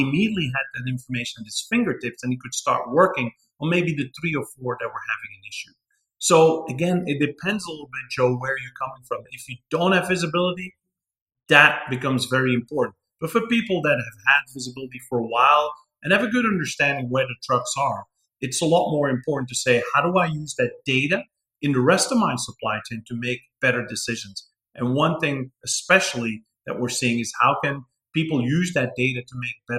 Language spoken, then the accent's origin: English; Antwerp, Flanders, Belgium; moved away as an adult; now in Texas, United States; I'm from Antwerp, second largest port in Europe, the largest exporting port in Europe. That is my hometown